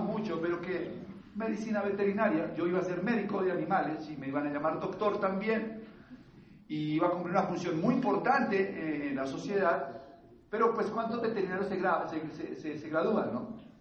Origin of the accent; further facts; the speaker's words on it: Bogotá, Colombia; Yo vengo de una familia de clase media bogotana. Yo nací acá